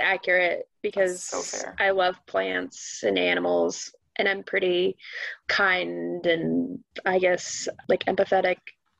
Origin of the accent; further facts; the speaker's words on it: Arizona, United States; now in St. Louis, United States; Also born and raised in Arizona. So we're both from Arizona.